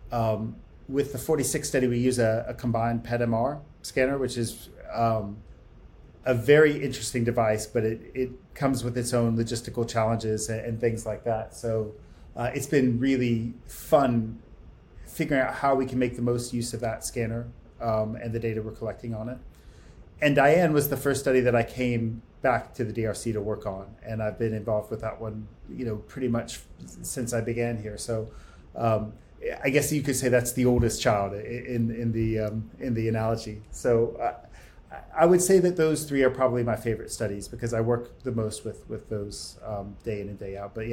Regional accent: United States; I came from the States uh, to do a postdoc

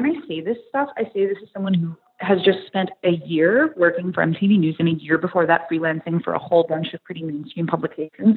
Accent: Watertown, New York, United States; accent: Canadian; moved away as an adult; also born or lived in Syracuse, New York / Potsdam, New York; now in New York City, United States; I'm from upstate New York. I'm from a town that's about an hour and a half north of Syracuse called Watertown

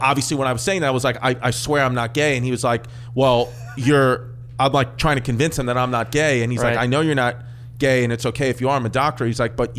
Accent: New York, United States; I grew up in New York.

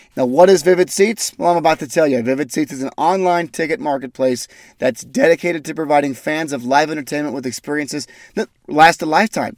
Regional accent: Ogden, Utah, United States; my hometown, from Ogden, Utah

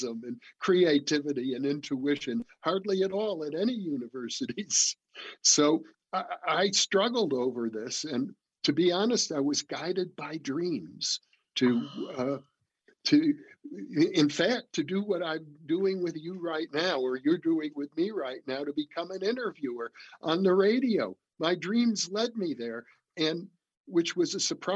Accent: Midwest, United States; growing up in the Midwest.

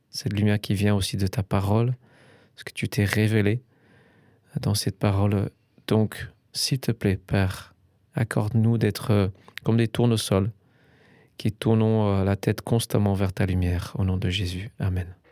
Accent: England, United Kingdom; moved away; je suis un Anglais

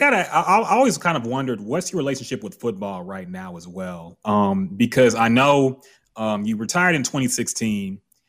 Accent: Houston, Texas, United States; Especially growing up in Houston, I'm just like, I whatever the result is, man, it's, I'm rolling with it.

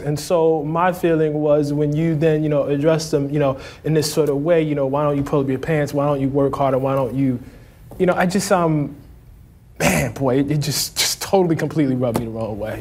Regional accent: Baltimore, Maryland, United States; When I grew up in West Baltimore

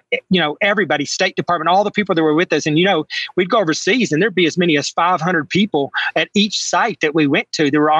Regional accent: Texas panhandle, United States; that's the area of Texas I grew up in the Texas panhandle

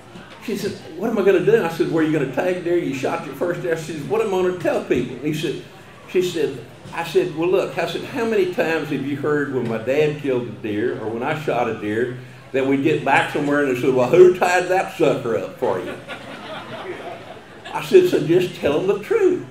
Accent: Colorado County, Texas, United States; first language German; English is a second language; I grew up in Colorado County, a little German-speaking community called Zimmerscheid, kind of between Thrillsburg and Columbus

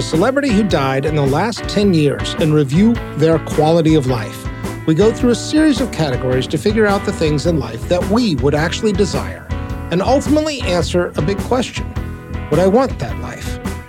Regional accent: Austin, Texas, United States; I grew up in Austin.

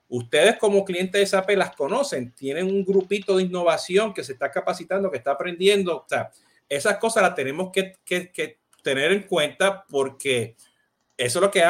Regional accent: Puerto Rico; Viste que como buen puertorriqueño ya lo tengo, ya lo tengo.

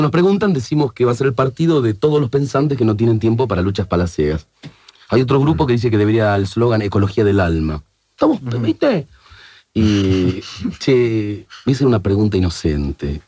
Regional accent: Argentina; como todo argentino

